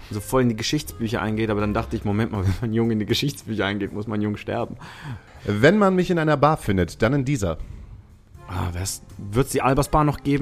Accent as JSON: {"language": "German", "country": "Switzerland", "tie": "born or raised there", "first_language": "Italian", "said": "ich bin bilingual aufgewachsen in der Schweiz. Italienisch und Schweizerdeutsch."}